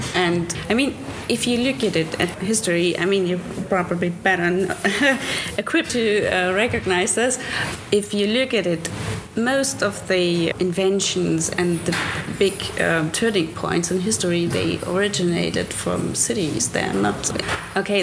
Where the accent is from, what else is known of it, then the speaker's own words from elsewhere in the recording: East Germany, Germany; I grew up in East Germany